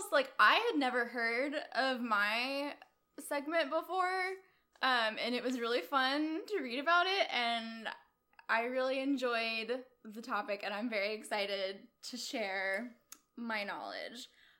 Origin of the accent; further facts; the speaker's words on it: Atlanta, Georgia, United States; I'm like, oh, I'm from Atlanta. You don't have an accent.